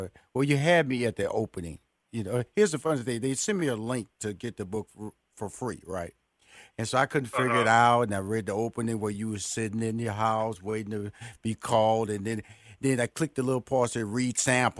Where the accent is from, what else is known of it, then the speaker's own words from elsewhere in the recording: Houston, Texas, United States; because I come from the hood. I grew up in Fifth Ward, and just like your parents, they moved me to Northeast